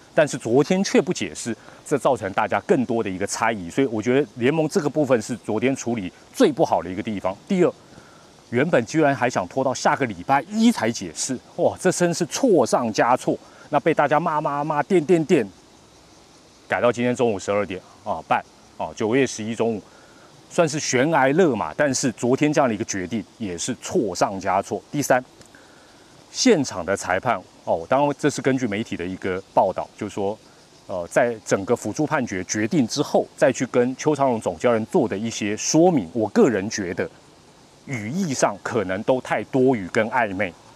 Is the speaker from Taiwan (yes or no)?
yes; Taiwan; 我们中国人台湾人